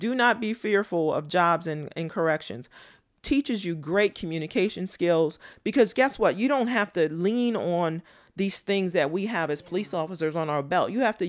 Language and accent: English; Mocksville, North Carolina, United States; born there; I think it comes from, I was born in Moxville, North Carolina. If you look it up, it's maybe 10 square miles. It's a small town. At the time I was there, it was one red light and red dirt.